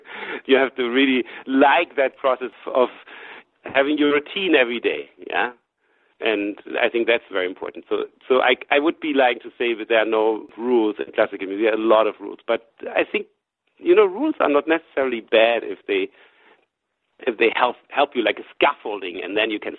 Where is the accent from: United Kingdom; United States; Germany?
Germany; She was a student in Boston. I came from Germany, and we met.